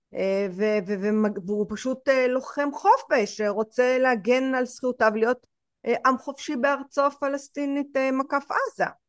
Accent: Israel

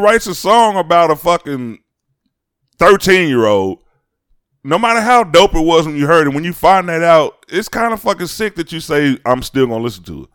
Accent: Chicago, Illinois, United States; I'm from Chicago.

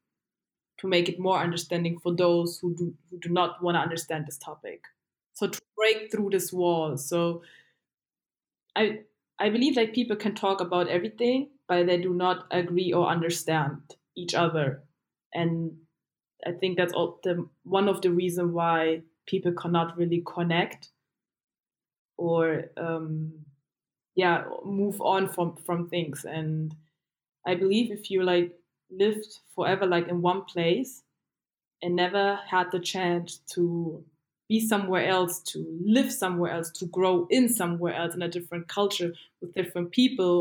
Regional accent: Dachau, Bavaria, Germany; also born or lived in Asmara, Eritrea; I was born and raised in Germany.

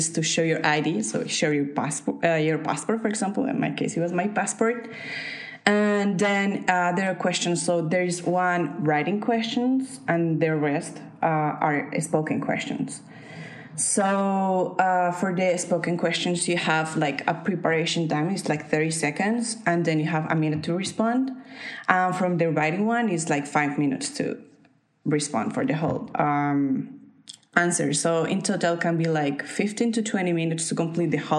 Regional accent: Colombia; moved away as an adult; now in United Kingdom; I was working full-time in my home country, in Colombia

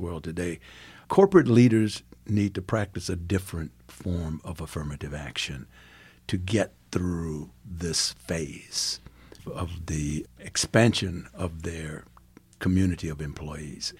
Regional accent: Farmville, Virginia, United States; also born or lived in South Africa; now in Gahanna, United States; I grew up in Virginia

